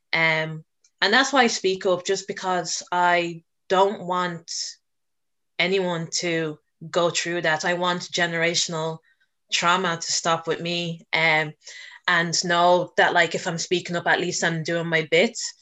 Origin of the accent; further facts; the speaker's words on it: Dublin, Leinster, Ireland; I was born and raised in Dublin